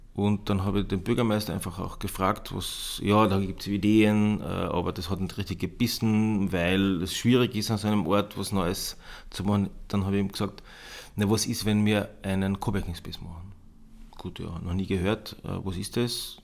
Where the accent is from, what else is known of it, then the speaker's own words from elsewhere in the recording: Bad Kleinkirchheim, Carinthia, Austria; moved away as an adult; also born or lived in Klagenfurt / Vienna; now in Moosburg, Austria; ich stamme ursprünglich aus den Bergen, aus Bad Kleinkirchheim